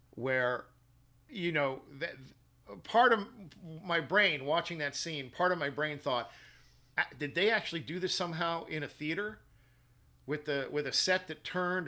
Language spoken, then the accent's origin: English; New York City, New York, United States; moved away; also born or lived in Midwest; I was born in Manhattan and I was raised in Brooklyn